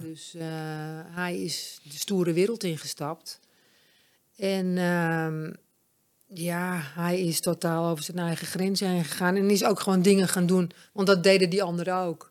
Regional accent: Amsterdam, North Holland, Netherlands; also born or lived in Bloemendaal / Alkmaar / Egmond aan Zee; ik kom van oorsprong uit Amsterdam

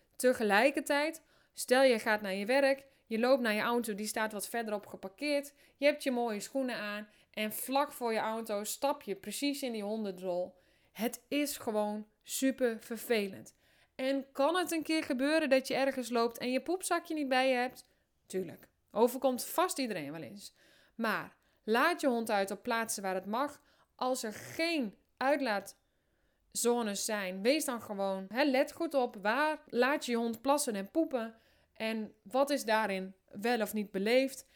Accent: Drenthe, Netherlands; also born or lived in Amersfoort; ik kom uit Drenthe, ik woon in een hutje op de hei.

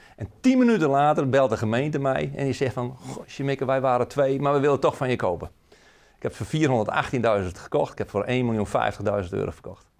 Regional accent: Friesland, Netherlands; now in Emmeloord, Netherlands; ik ben eigenlijk een Fries die in Emmeloord woont op een mooie boerderij. mijn Friese roots, daar, ja, daar, ben ik nog steeds trots op

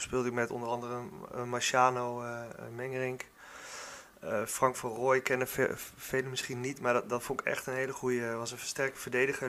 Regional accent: Warnsveld, Gelderland, Netherlands; also born or lived in Zutphen; kom ik zelf uit Warnsveld. daar heb ik, ben ik opgegroeid

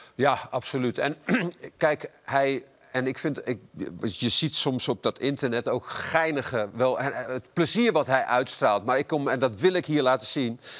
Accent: Netherlands; als Nederlander

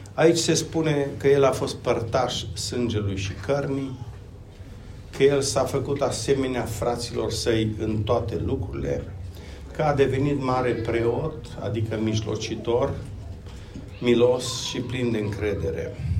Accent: Romania; Vin din România. Locuiesc uh, lângă Timișoara acum

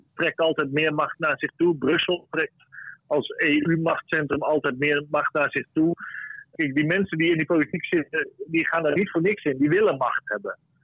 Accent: Friesland, Netherlands; ik ben niet per se een trotse Fries

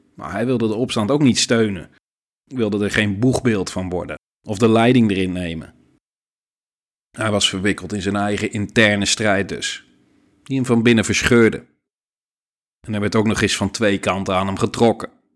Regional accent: Netherlands; als Nederlanders

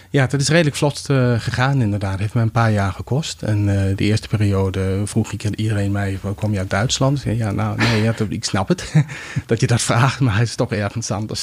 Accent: Greenland; Dutch is a second language; also born or lived in Denmark; now in Netherlands; ik ben in Denemarken geboren, maar in mijn kinderjaar heb ik doorgebracht op Groenland

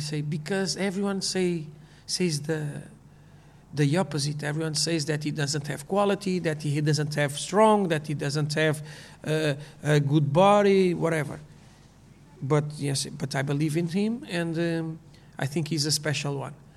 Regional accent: Portugal; English is a second language; I grew up in Portugal.

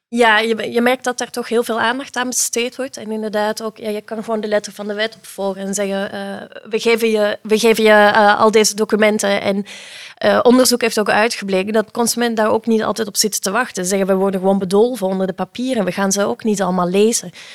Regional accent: Belgium; now in Netherlands; het is misschien al te horen aan mijn accent, ik eh, kom uit België.

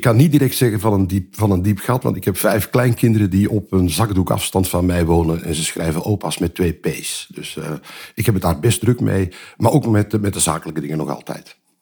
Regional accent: Belgium; ik ben Belg

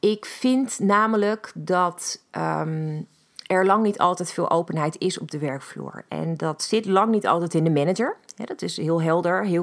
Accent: Netherlands; ik begrijp ook niet hoe wij als Nederlanders, ehm, maar met z'n allen als een soort van mak lammetje Ehm, ons laten drijven bepaalde kanten op

